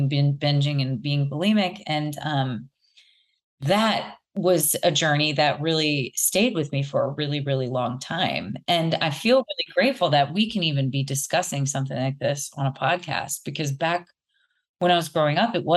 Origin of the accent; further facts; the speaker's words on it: Louisiana, United States; I grew up in Louisiana, which is in the South in the U.S.